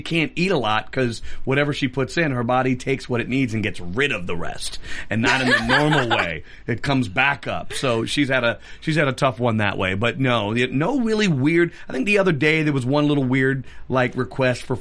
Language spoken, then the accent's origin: English; New York, United States; growing up in New York that I just was always singing and dancing